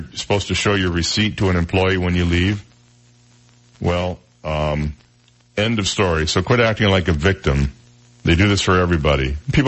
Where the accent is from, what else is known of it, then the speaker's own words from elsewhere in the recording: Michigan, United States; One of them was my home state of Michigan.